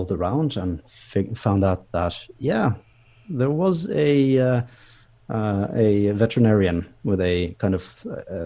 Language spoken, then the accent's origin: English; Bergen, Vestland, Norway; here in Bergen, or here in my hometown.